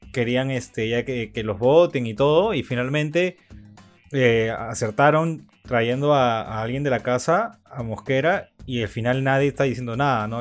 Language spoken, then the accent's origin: Spanish; Ica, Peru; moved away; yo soy de Ica